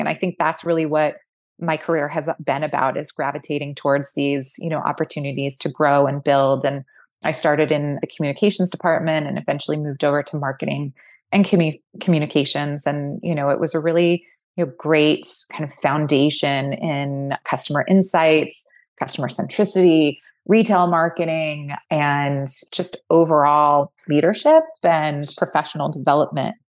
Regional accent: Fullerton, California, United States; now in Brooklyn, United States; I grew up in a town called Fullerton, which is in northern Orange County, just south of L

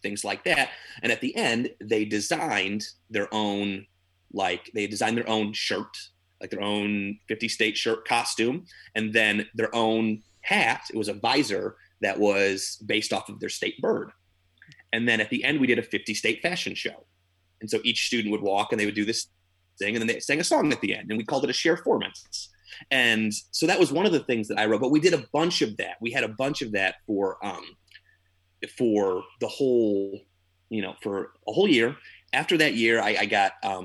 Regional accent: Illinois, United States; moved away as an adult; also born or lived in New York; I'm a theater teacher out in New York. I'm from Illinois

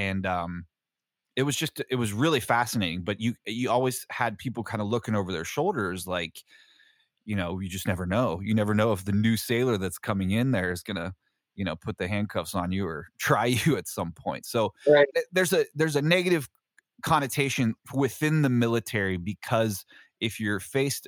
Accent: Colorado, United States; also born or lived in Frisco, Colorado; I grew up in Colorado and I grew up learning how I learned how to ski in Breckenridge. Like Breckenridge, I lived in Frisco

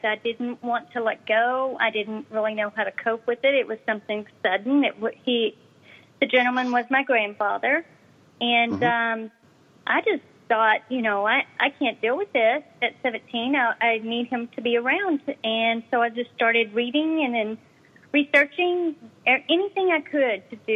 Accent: Dallas, Texas, United States; accent: Southern; I am from Texas, around the Dallas area.

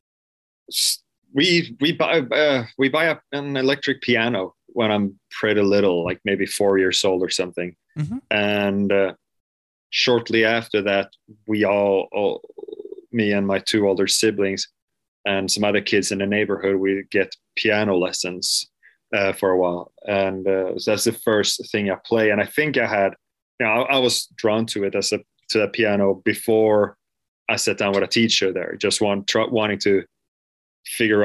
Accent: Mölndal, Västra Götaland, Sweden; English is a second language; I was born in a place called Lindome, which is a part of Mölndal, which is right outside of Gothenburg, so on the west coast, southwest

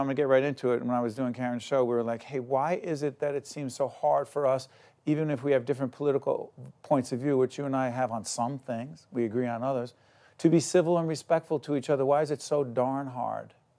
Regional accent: Newark, New Jersey, United States; I'm from Newark

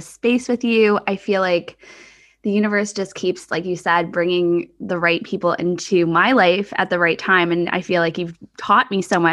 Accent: Canada; also born or lived in Australia; I came home from Australia and settled more in Canada

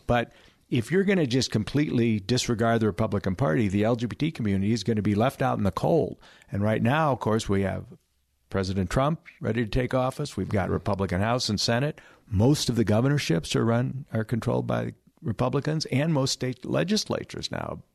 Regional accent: California, United States; my home state of California

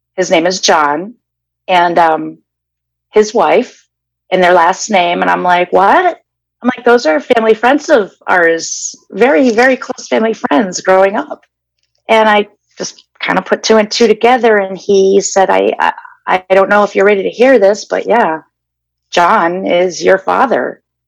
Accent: Danvers, Massachusetts, United States; now in Glendale, United States; originally I'm from Danvers, Massachusetts. That's where I was uh, born and raised.

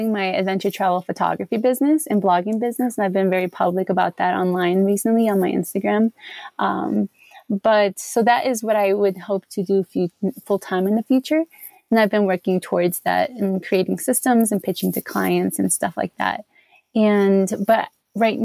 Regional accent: Chicago, Illinois, United States; moved away as an adult; now in Colorado Springs, United States; I grew up here in Chicago in America

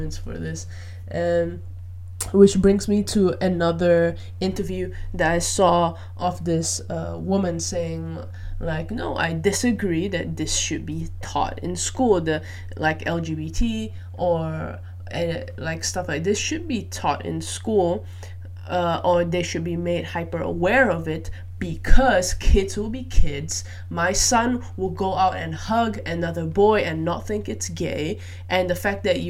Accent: Malaysia; moved away; I grew up in Malaysia

